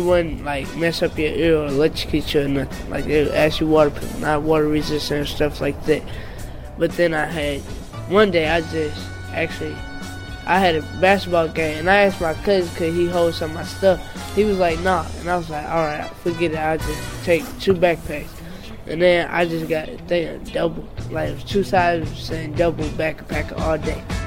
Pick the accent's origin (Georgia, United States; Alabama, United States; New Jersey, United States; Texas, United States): Georgia, United States; Atlanta; now in St. Louis, United States; I'm born from Atlanta, originally Atlanta, Georgia